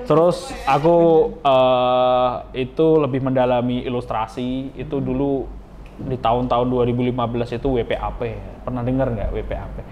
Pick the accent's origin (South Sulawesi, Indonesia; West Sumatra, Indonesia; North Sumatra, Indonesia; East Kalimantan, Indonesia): West Sumatra, Indonesia; Dharmasraya; aku asal dari Darmasraya